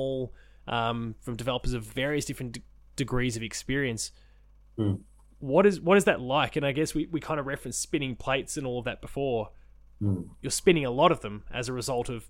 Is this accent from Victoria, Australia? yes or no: yes; Victoria, Australia; a Victorian